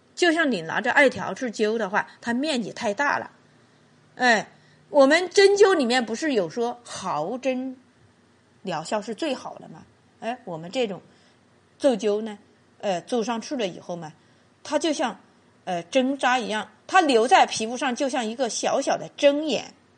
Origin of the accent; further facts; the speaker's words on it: Qichun, Hubei, China; 我们祈春有句方言